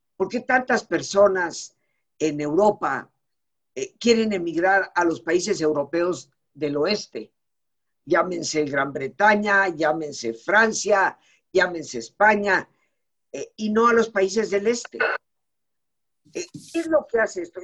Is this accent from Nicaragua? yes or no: no; Mexico; como mexicana, de familia mexicana, de, más de 300 años en este país, eh, mis padres no son recién llegados, no fueron recién llegados, sino desde Yucatán durante siglos. Eh, yo nacida en México